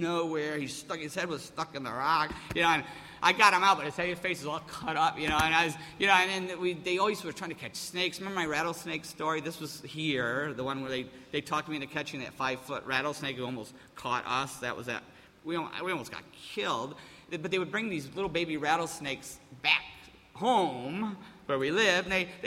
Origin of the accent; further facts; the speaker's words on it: Appleton, New York, United States; moved away as an adult; I grew up in Mayberry. And to go from Mayberry, you know, Appleton, New York, to California was a culture shock